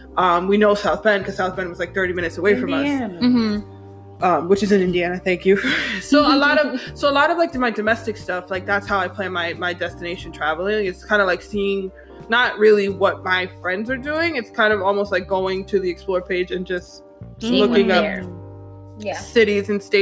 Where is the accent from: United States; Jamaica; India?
Jamaica; because I'm from Jamaica